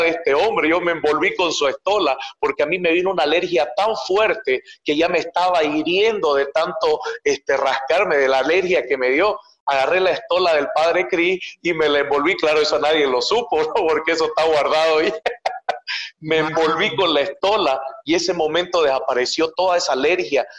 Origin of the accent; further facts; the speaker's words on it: Montero, Santa Cruz, Bolivia; yo soy de Bolivia. Bolivia es el país que está como en el corazón de Sudamérica. Y yo nací en la zona que está cerca de la Amazonía, que se llama Santa Cruz de la Sierra, en una provincia que se llama Montero